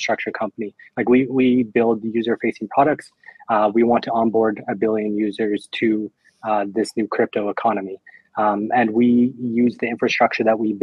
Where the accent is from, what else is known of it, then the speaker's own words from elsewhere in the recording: Canada; also born or lived in Europe / Caribbean / Dubai; now in Argentina; I was born and raised in Canada. So yeah, you can definitely tell by the accent.